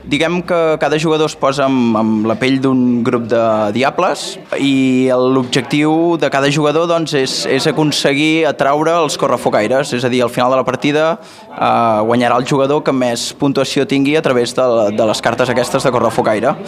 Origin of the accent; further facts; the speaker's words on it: Manresa, Catalonia, Spain; nosaltres som de Manresa